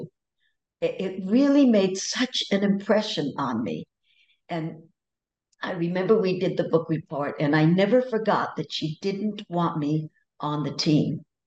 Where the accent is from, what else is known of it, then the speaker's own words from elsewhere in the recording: California, United States; also born or lived in New Brunswick, New Jersey; I came here to California, not on my own, obviously, when I was five.